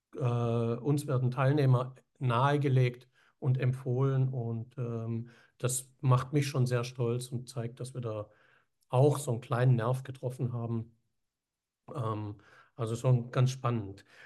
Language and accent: German; Villingen-Schwenningen, Baden-Württemberg, Germany; wir kommen ja aus dem Süden da. Schwenning, ja, Eishockeystadt.